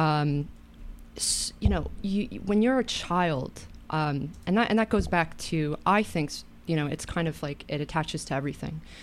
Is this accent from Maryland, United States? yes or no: no; Katonah, New York, United States; I grew up in Katona.